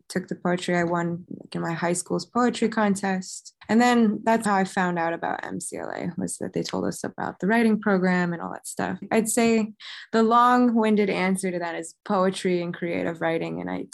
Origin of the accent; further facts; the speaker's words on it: Westchester, New York, United States; moved away as an adult; now in Massachusetts, United States; I grew up in Westchester, New York